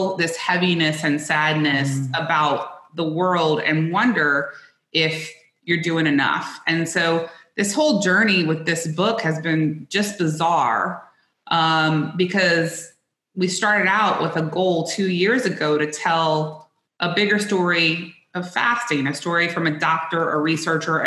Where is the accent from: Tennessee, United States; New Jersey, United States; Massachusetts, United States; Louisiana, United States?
Louisiana, United States; South; I grew up in South Louisiana, which I still to this day believe is the best food in the world.